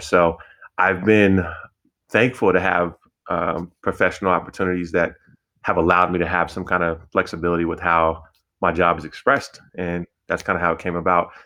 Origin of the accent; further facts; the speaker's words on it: Denver, Colorado, United States; I'm from the Denver community